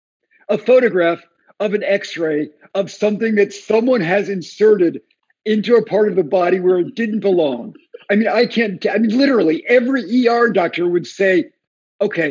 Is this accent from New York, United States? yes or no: yes; outside of New York City, United States; moved away as an adult; also born or lived in Miami, Florida; now in Vermont, United States; I grew up outside of New York City in every dysfunctional John Cheever-esque suburb there is, including Miami, Florida